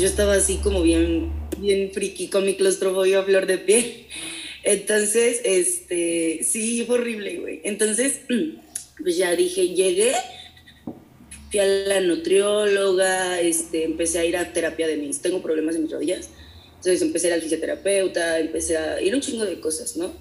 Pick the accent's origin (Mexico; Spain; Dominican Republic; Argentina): Mexico; Amealco, Querétaro; moved away as an adult; also born or lived in San Juan del Río, Mexico / United States; now in Querétaro, Mexico; no soy de Américo soy de San Juan del Río, pero este, crecí en Américo